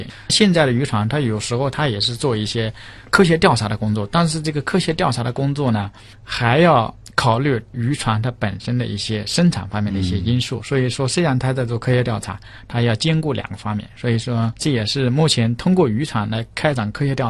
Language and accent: Chinese; Yangtze River, China; 我之前是在长江边长大的，我吃的都是淡水鱼。